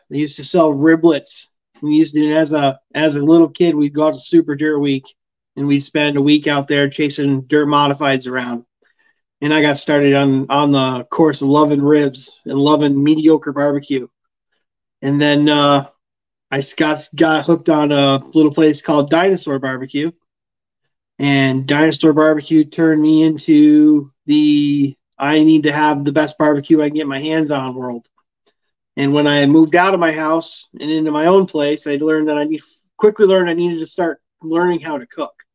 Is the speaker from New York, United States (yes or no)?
no; Vermont, United States; being in my home state